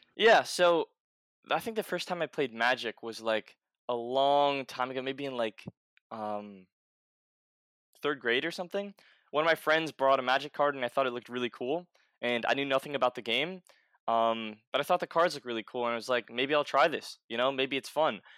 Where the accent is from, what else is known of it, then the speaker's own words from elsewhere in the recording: New York City, New York, United States; I grew up in New York City